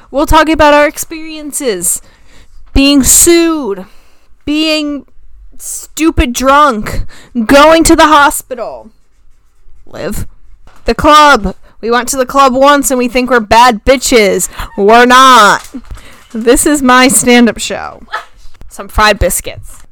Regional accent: the South, United States; we're from the South

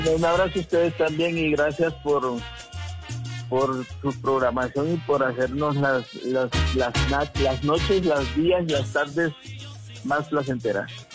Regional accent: Honduras; now in Bogotá, Colombia; Yo soy de Honduras

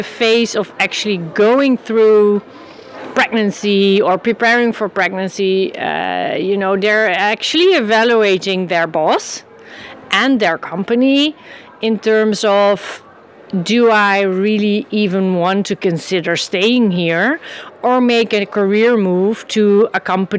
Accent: Amsterdam, North Holland, Netherlands; I'm from the Netherlands, Amsterdam, and my company is Pro Parents.

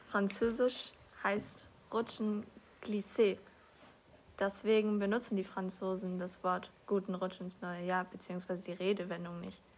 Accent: Saarland, Germany; Aber ich kannte das nicht, weil da, wo ich herkomme, im Saarland, gibt es das nicht.

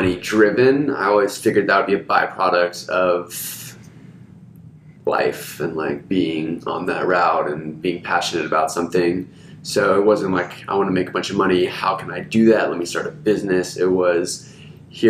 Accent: Hungary; now in Austin, United States; I grew up in Hungary

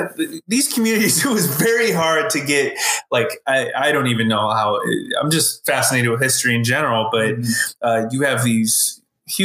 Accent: Norco, California, United States; I grew up in Norco

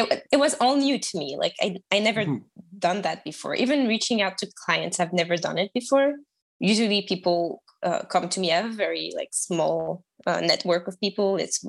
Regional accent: France; accent: French; English is a second language; moved away as an adult; also born or lived in Toronto, Canada; I am French, as you can tell by my accent, and I used to live in Canada, in Toronto, for a year and a half

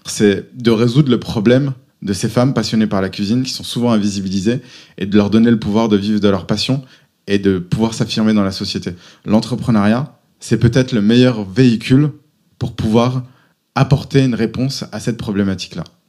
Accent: Auvergne-Rhône-Alpes, France; moved away as an adult; also born or lived in Paris / United States / Lille; J'ai grandi en Auvergne.

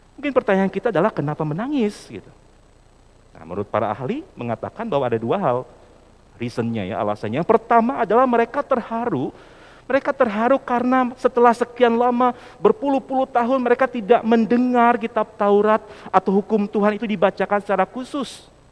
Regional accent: Sumedang, West Java, Indonesia; saya kebetulan lahir di Sumedang ya, dan, eh, aktif juga di G K P Sumedang

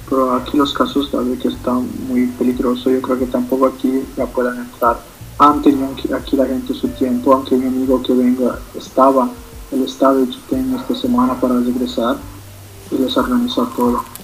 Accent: Cochabamba, Bolivia; now in Italy; yo siempre tengo en el corazón Bolivia y Cochabamba

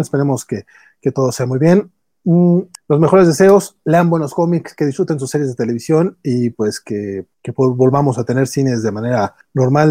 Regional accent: Mexico

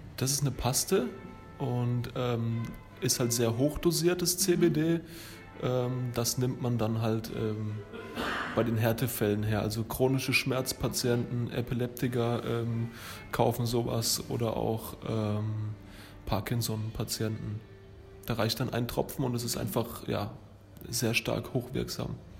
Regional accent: Thuringia, Germany; also born or lived in Lower Franconia, Bavaria; now in Würzburg area, Germany; Ich bin ursprünglich in Thüringen geboren, wohne aber jetzt acht Jahre hier in der Gegend und ähm, schon über 13 Jahre in Unterfranken

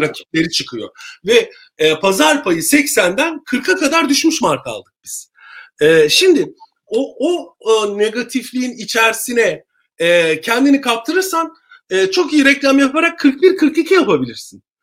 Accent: Turkey; moved away as an adult; also born or lived in Istanbul / England; now in United Kingdom

